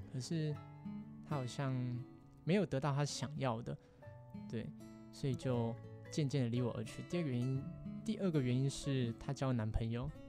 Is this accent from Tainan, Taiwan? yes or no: no; New Taipei, Taiwan; 是新北人。那我读的高中是泰山高中，就是大家常看的 H B L 会常看到的那个高中